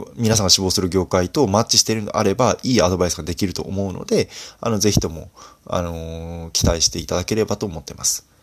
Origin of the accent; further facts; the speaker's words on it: Fukui, Japan; moved away; 私自身福井出身なので